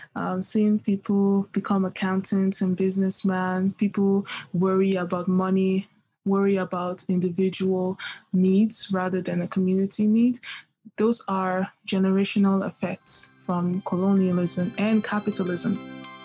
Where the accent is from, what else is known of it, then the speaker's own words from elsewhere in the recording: Nigeria; moved away; I come from the Yoruba tribe in Nigeria